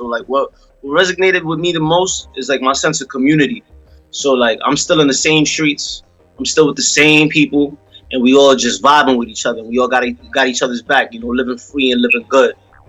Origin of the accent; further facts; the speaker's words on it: New York City, New York, United States; So, born and raised in Brooklyn, New York, still live in Brooklyn. I never really left. Like, I left for a short period of time to go away to school